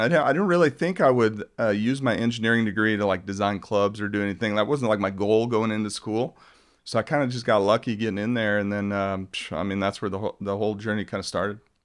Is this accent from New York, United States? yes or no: no; Globe, Arizona, United States; I grew up in Globe, Arizona, which is a mining town